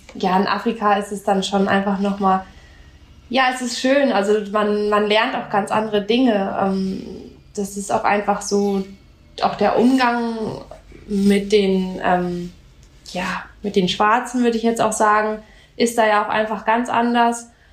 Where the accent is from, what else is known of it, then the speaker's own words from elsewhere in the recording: Namibia; now in Freiburg, Germany; ich komme aus Namibia